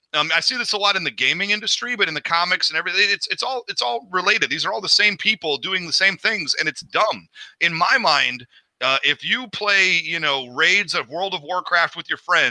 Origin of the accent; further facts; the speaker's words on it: Midwest, United States; now in Los Angeles, United States; I'm from the Midwest